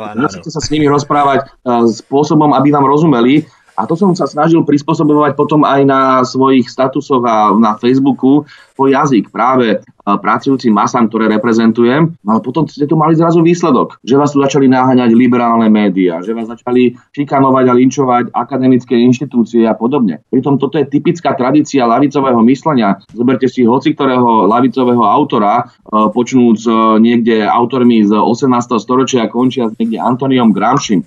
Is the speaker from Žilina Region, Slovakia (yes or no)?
no; Bratislava, Bratislava Region, Slovakia; vyrastal som v Petržalke